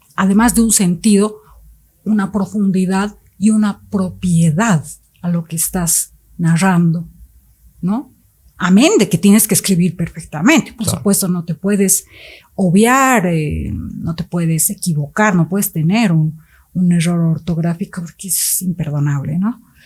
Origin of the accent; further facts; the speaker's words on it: Bolivia; also born or lived in Mexico City, Mexico; soy boliviana, pero partí con ellos y vivimos algunos años en Ciudad de México